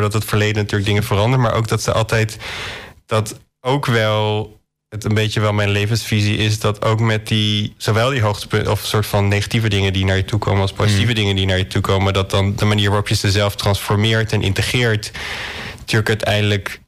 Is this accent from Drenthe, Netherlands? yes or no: yes; Drenthe, Netherlands; ik ben zelf opgegroeid in Drenthe, in echt een, een kleine plattelandsgemeenschap met zo'n 200 zielen